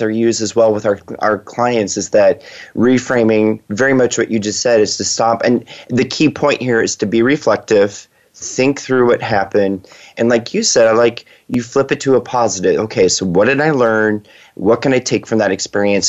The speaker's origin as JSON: {"language": "English", "country": "United States", "said": "as an American"}